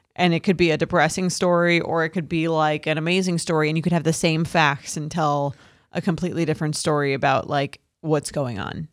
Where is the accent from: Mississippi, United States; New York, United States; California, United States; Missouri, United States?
New York, United States; Long Island; I'm from Long Island